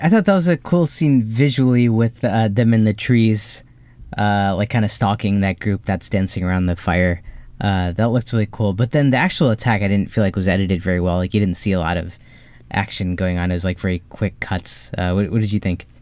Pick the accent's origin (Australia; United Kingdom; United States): United States; Ohio; growing up in Ohio